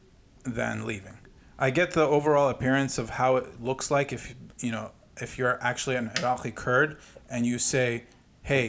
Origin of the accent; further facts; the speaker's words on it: Arizona, United States; we're both from Arizona